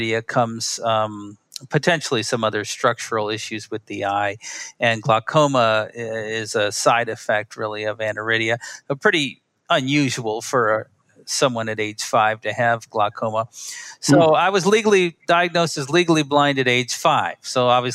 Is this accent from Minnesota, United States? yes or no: no; Milwaukee, Wisconsin, United States; I grew up in Milwaukee, Wisconsin.